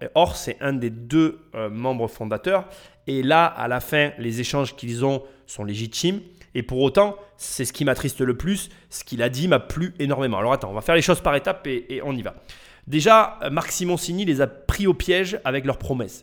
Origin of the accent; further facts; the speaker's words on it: France; on est dans ce pays